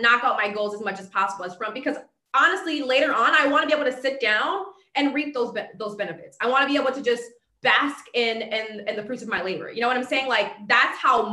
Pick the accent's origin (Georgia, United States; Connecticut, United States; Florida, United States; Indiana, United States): Connecticut, United States; Bridgeport; Growing up in Bridgeport